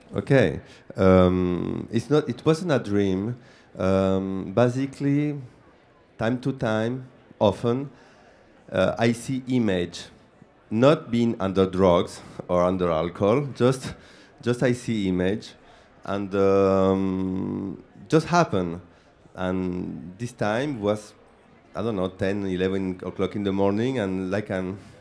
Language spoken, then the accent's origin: English; Argentina; English is a second language; now in Paris, France; I am from Argentina, so I am a guy who live upside down in Paris